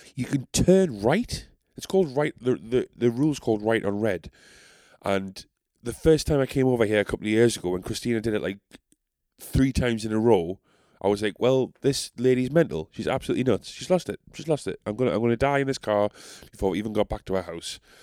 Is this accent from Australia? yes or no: no; South Shields, North East England, United Kingdom; accent: South Shields; I'm so South Shales